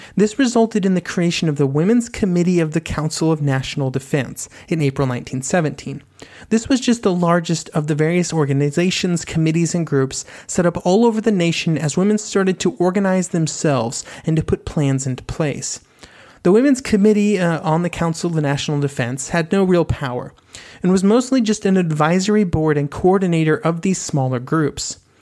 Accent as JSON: {"language": "English", "country": "United States", "said": "As an American"}